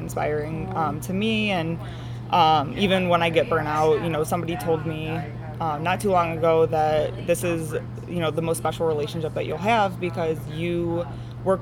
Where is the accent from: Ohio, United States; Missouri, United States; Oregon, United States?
Ohio, United States; Strongsville; also born or lived in Pittsburgh, Pennsylvania / Brunswick, Ohio / Buffalo, New York; I grew up in Strongsville